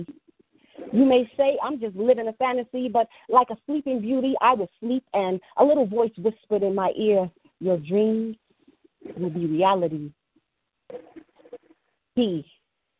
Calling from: Illinois, United States; I'm calling from Illinois

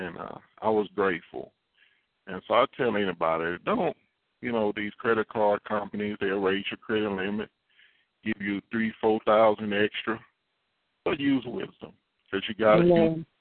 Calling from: Katy, Texas, United States; I'm calling from Katy, Texas, / Houston, Texas.

